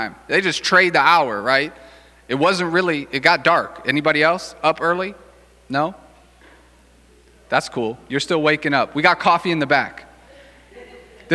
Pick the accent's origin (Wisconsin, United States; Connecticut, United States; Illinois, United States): Wisconsin, United States; Racine; also born or lived in Chicago suburbs; I grew up here in Racine.